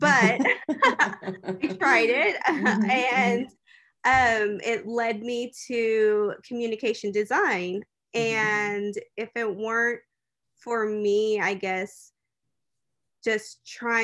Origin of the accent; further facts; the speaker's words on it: Fort Worth, Texas, United States; I was born and raised here in Fort Worth, Texas